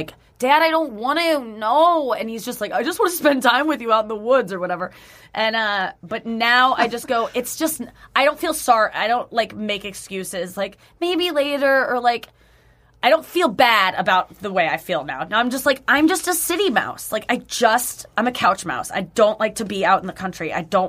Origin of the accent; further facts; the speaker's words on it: St. Louis, Missouri, United States; St. Louis.